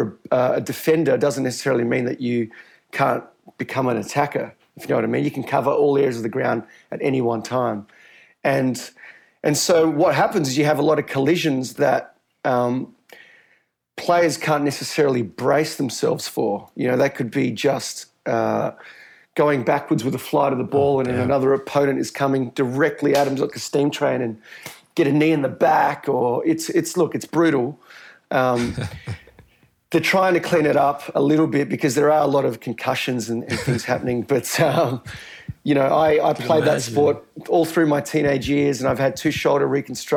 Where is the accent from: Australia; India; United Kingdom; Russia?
Australia; accent: thick Australian; also born or lived in Rio de Janeiro, Brazil / Melbourne, Australia; I grew up in Australia, guys. So I moved to Australia when I was 4 years old, which is why I have such a thick Australian